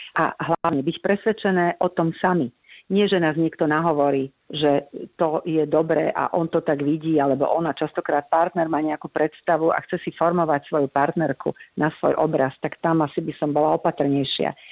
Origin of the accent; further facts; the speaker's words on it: Slovakia; sme boli hrdé na to, že sme Slováci